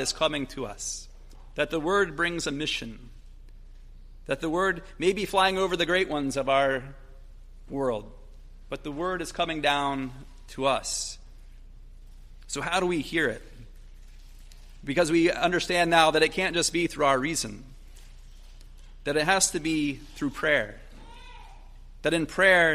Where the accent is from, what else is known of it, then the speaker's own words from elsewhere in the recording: Logan, United States; growing up in Logan, where I'm from